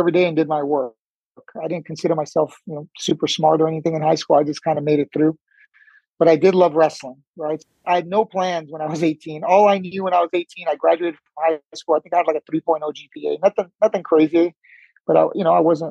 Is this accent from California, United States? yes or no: yes; El Monte, California, United States; also born or lived in Cuba; Grew up in El Monte, California.